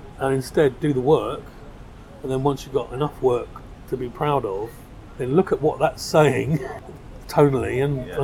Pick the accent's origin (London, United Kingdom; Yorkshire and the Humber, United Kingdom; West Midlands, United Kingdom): London, United Kingdom; I grew up in South London